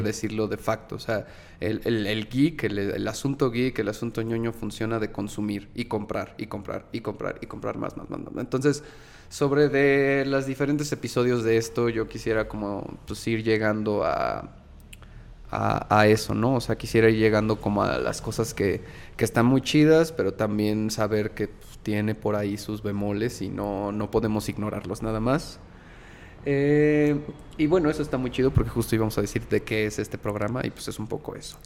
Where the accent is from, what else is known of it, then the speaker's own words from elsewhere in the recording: Mexico City, Mexico; crecí en el centro, crecí en La Juárez